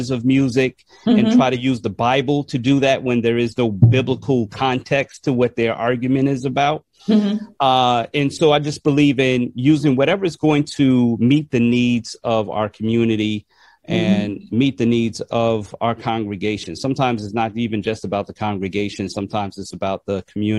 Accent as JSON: {"language": "English", "region": "New York", "country": "United States", "tie": "born or raised there", "said": "growing up in New York"}